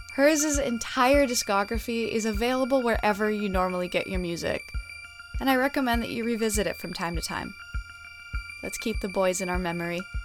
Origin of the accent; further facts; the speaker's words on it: Canada; I'm Canadian